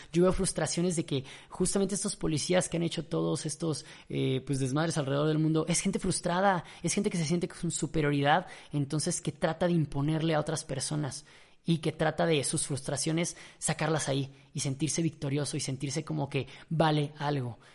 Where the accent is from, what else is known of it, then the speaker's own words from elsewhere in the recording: Mexico; yo era mexicano